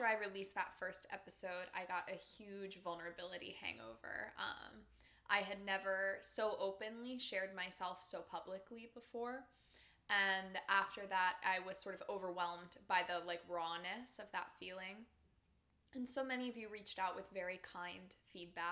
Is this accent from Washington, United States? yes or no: no; Pennsylvania, United States; moved away as an adult; I was still living in Pennsylvania at the time, and as I had said before, I had been living very nomadically before that, but I was at a rest period in my hometown